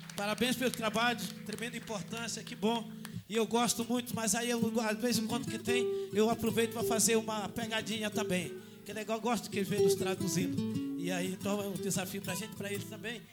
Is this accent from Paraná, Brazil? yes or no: no; Maranhão, Brazil; Maranhense também